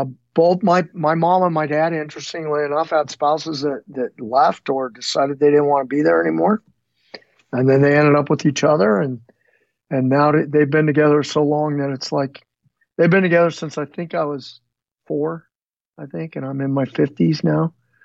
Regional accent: Phoenix, Arizona, United States; also born or lived in Northern California / Southern California / Utah / Colorado; we moved from Northern California to Southern California. And then my folks split up at some point there, and we bounced around a little bit from Utah. I think we lived briefly in Colorado, then Utah, and then eventually settled in Phoenix, Arizona, and was pretty much raised middle scho

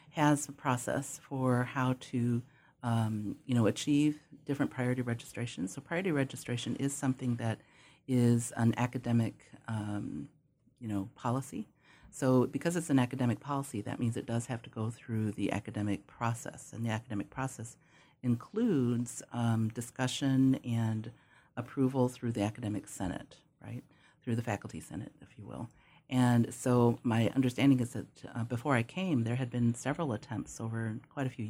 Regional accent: Temecula, California, United States; I'm from Temecula, Southern California.

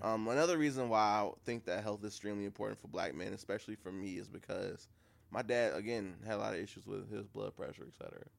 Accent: Beaconsfield off the Mack, Michigan, United States; the place where I grew up at over on Beaconsfield off the Mac.

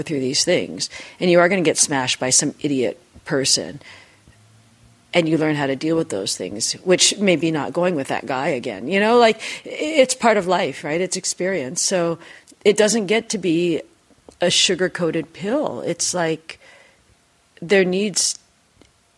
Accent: Seattle, Washington, United States; I grew up in Seattle.

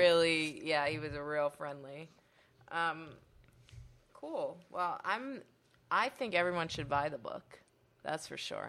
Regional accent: Pittsburgh, Pennsylvania, United States; I'm from Pittsburgh

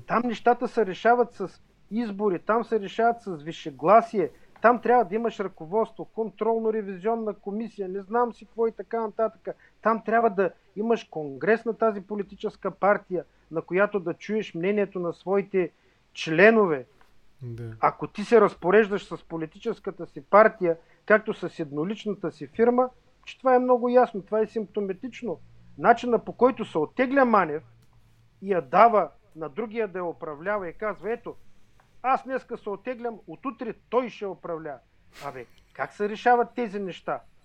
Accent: Burgas, Burgas Province, Bulgaria; Аз съм от Бургас

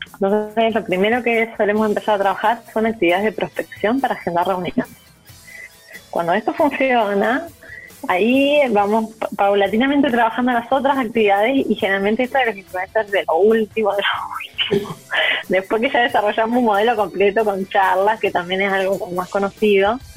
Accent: Uruguay; now in Chile; yo soy uruguaya

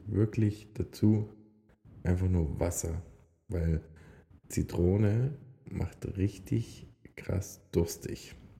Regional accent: Upper Lusatia, Saxony, Germany; moved away as an adult; now in Switzerland; Oberlausitz, also da wo ich herkomme, sind meine Wurzeln und die werden auch immer die Wurzeln bleiben.

